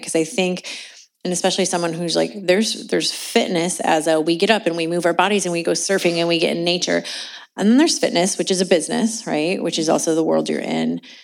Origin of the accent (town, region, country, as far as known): Indianapolis, Indiana, United States; born or raised there; moved away as an adult; also born or lived in California